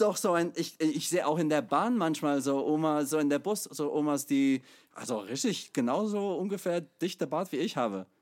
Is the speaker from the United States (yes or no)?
yes; United States; German is a second language; now in Chemnitz, Germany; ich komme aus der USA ursprünglich